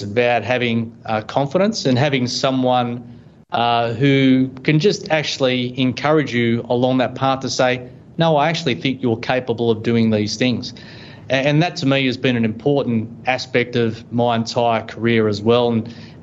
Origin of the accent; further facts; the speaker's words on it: Brisbane, Queensland, Australia; also born or lived in Sydney, New South Wales / Woodhall Spa, Lincolnshire, England; I moved as a child from Sydney up to Brisbane and completed my high school there